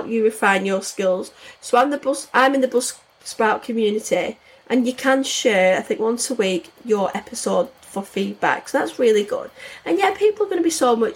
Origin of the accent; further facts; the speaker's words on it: the north of England, United Kingdom; accent: northern; I've got a northern accent